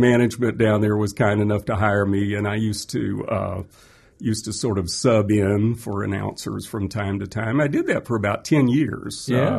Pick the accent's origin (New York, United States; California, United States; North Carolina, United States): North Carolina, United States; Montreat; I grew up in Montreat, North Carolina, where the Grahams had their home, and Montreat is a small town.